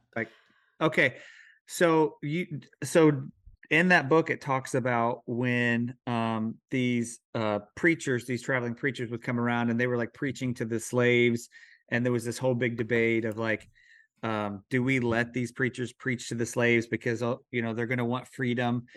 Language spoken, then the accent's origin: English; Missouri, United States; moved away; I'm from Missouri